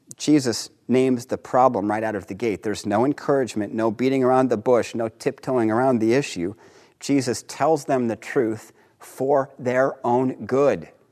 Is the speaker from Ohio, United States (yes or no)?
yes; Dayton, Ohio, United States; moved away; I grew up in Dayton, Ohio.